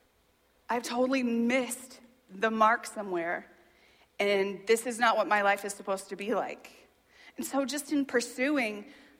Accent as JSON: {"language": "English", "area": "Boone County", "region": "Indiana", "country": "United States", "tie": "born or raised there", "also_born_or_lived": "Virginia / California", "said": "I grew up in this county. I grew up in Boone County."}